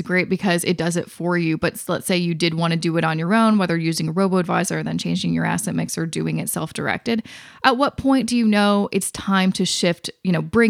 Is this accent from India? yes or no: no; Vancouver, British Columbia, Canada; now in Toronto, Canada; I'm from Vancouver, I live in Toronto